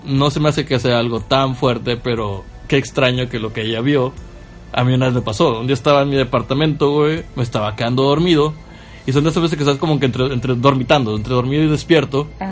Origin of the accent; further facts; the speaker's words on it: Ciudad Valles, San Luis Potosí, Mexico; yo soy de Ciudad Valles